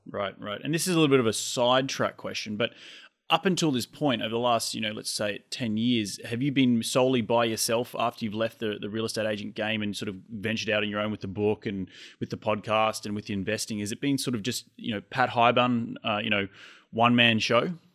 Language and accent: English; Australia; moved away as an adult; now in United States; I'm Australian. I moved here five years ago